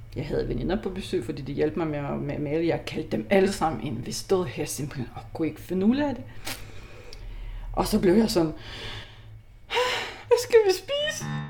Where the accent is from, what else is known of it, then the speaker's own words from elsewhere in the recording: Lithuania; Danish is a second language; moved away as an adult; also born or lived in Copenhagen Nordvest, Denmark; now in Denmark; jeg er litauer. Jeg er kommet til Danmark som 20-årig